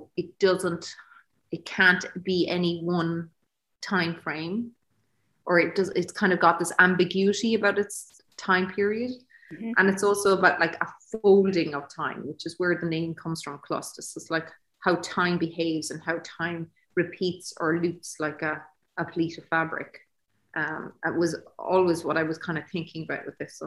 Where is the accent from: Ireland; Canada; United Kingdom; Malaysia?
Ireland; In the 80s, growing up in Ireland